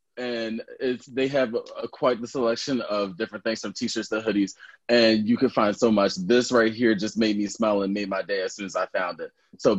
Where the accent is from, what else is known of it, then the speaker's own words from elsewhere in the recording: Philadelphia, Pennsylvania, United States; I'm from Philly.